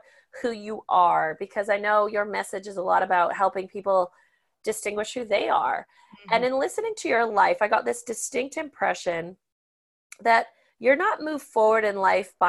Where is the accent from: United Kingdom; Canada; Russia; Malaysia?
Canada; I'm the Canadian